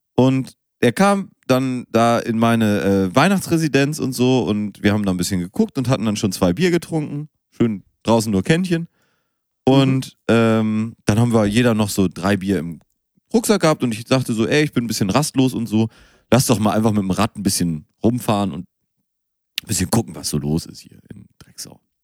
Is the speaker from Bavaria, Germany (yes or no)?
no; Münster, North Rhine-Westphalia, Germany; now in Hamburg, Germany; ich bin auch in Münster geboren